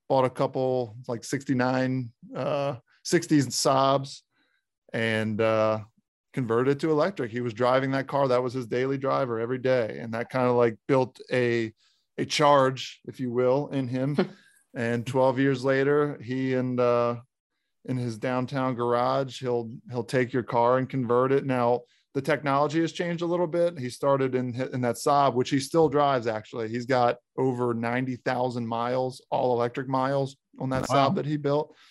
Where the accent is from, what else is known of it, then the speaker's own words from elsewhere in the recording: Maryland, United States; I'm from Maryland